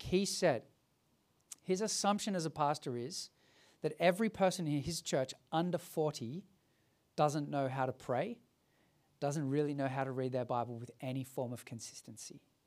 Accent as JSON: {"language": "English", "town": "Sydney", "region": "New South Wales", "country": "Australia", "tie": "born or raised there", "said": "Growing up as a kid, I grew up in the Hills District"}